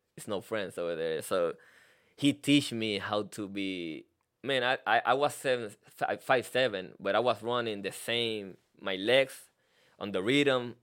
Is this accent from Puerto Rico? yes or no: yes; Carolina, Puerto Rico; first language Spanish; English is a second language; moved away as an adult; now in United States; I'm from Puerto Rico, um, Carolina, Puerto Rico